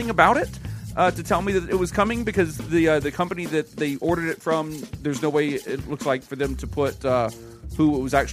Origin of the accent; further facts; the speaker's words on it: Monroe, Louisiana, United States; Delta, founded in my hometown.